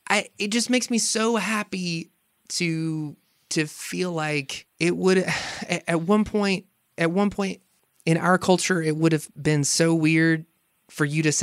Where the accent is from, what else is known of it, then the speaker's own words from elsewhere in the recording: South Carolina, United States; moved away; my home state.